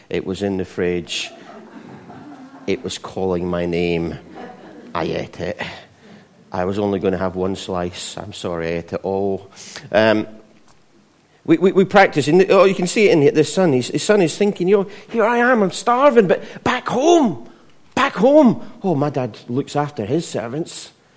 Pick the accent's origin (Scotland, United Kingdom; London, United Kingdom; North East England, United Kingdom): Scotland, United Kingdom; not as Scottish as, as me